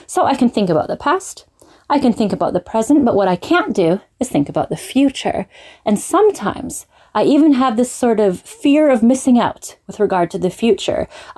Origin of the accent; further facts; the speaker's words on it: London, United Kingdom; I am from London, England.